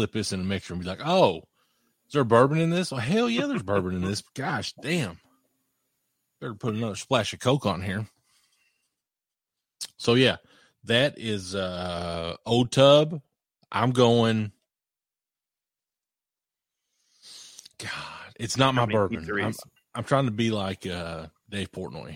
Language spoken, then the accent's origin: English; Morehead, Kentucky, United States; I grew up in Moorhead, the hardwood capital of the world.